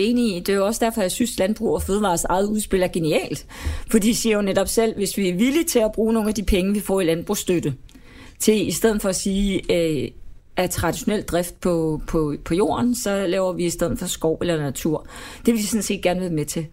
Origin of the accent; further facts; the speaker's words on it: Denmark; som dansker